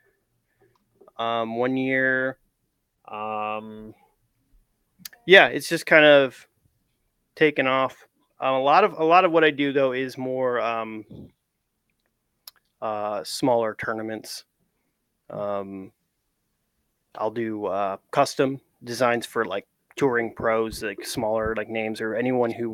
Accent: Grand Rapids, Michigan, United States; moved away as an adult; now in St. Louis, United States; came to Grand Rapids, my hometown.

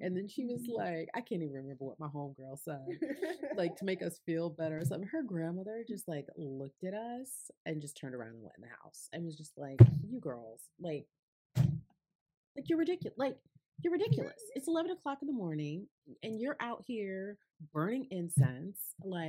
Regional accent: Connecticut, United States; I grew up in Connecticut, right?

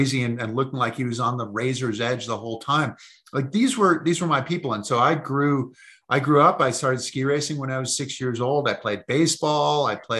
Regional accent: Massachusetts, United States; I grew up in Massachusetts.

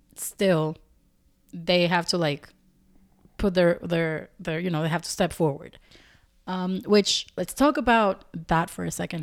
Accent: Dominican Republic; I'm not from Puerto Rico, but they're my neighbors. I'm Dominican

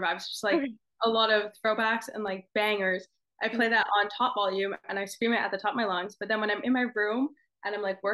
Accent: Australia; moved away; in my hometown. It's in Australia

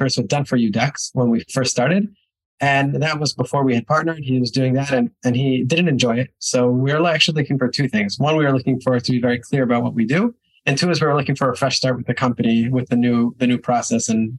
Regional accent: New York, United States; moved away as an adult; also born or lived in Israel; now in Budapest, Hungary; I am originally from New York. At 18 years old, I moved to Israel, spent a little over a decade there

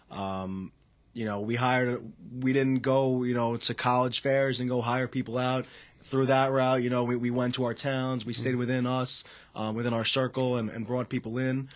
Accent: Selden, New York, United States; I come from Selden, New York.

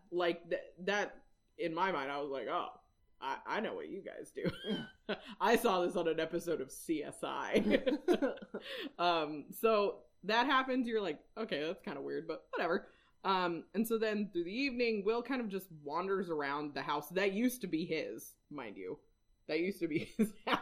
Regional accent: Whidbey Island, Washington, United States; I am from Washington

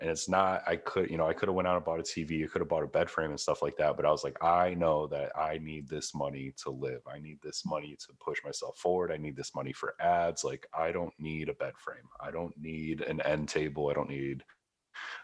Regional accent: Midwest, United States; moved away as an adult; also born or lived in Los Angeles; I come from the Midwest. I come from a town where if you make 40 grand a year, you own a house, you have a car, you're done.

